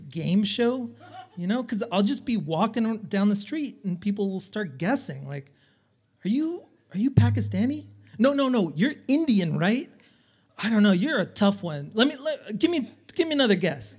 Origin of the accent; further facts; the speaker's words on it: El Salvador; moved away; I'm from El Salvador